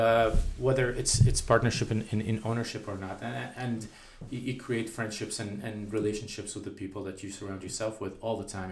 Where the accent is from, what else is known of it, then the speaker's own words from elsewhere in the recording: Ottawa, Ontario, Canada; I came from Ottawa, and Ottawa is the opposite. Ottawa is very white collar, very government central, exactly.